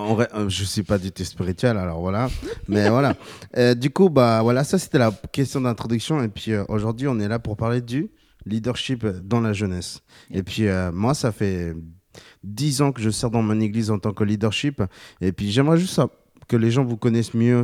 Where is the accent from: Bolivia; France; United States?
Bolivia; J'ai 28 ans, je viens de Bolivie